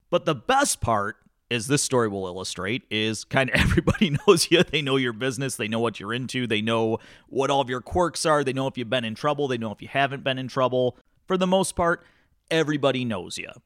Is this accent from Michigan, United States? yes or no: yes; Climax, Michigan, United States; growing up in Climax, Scots